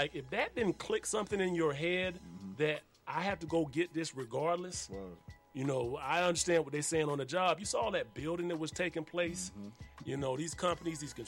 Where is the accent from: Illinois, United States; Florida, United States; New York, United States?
Florida, United States; I'm from Florida